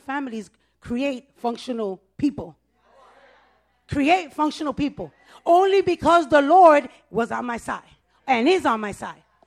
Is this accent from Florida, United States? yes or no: no; New York City, New York, United States; I was born and raised in the Bronx. I'm a Bronx girl.